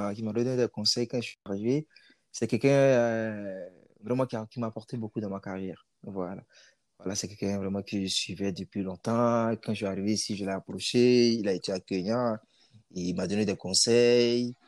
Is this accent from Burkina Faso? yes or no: yes; Burkina Faso; moved away; mon pays d'origine